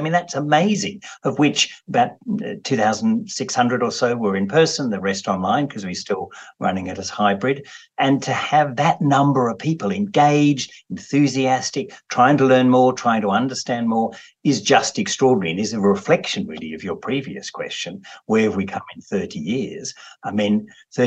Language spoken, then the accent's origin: English; Australia; as an Australian